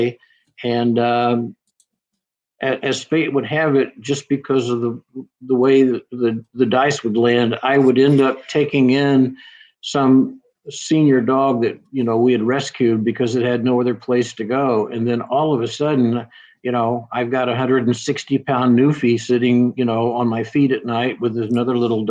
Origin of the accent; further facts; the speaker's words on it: Alabama, United States; I was an Alabama boy here